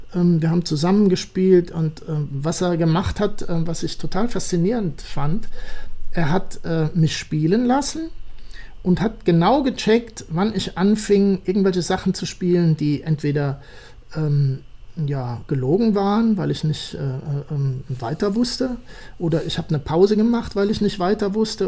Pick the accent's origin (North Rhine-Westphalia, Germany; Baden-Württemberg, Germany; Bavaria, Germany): North Rhine-Westphalia, Germany; Siegen; bei uns in Siegen